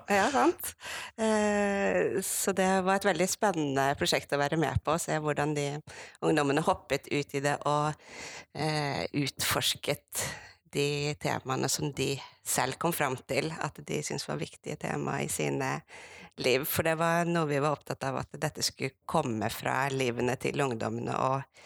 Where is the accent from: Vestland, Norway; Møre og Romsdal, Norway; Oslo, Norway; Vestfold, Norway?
Vestland, Norway; Sogn; moved away; also born or lived in Bergen; jeg er en bygdejente fra Sogn. Vokst opp